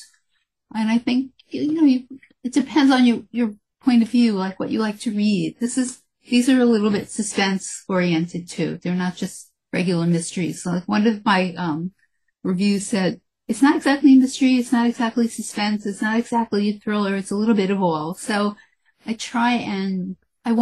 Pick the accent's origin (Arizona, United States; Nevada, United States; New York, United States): New York, United States; New York City; I grew up in the Bronx.